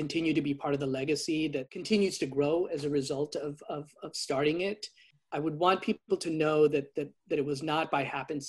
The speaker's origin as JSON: {"language": "English", "country": "United States", "said": "both for my own identity as a Filipino American"}